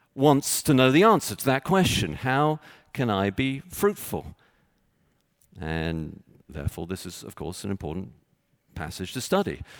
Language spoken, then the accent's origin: English; Texas, United States; now in Chicago, United States; I was born in Texas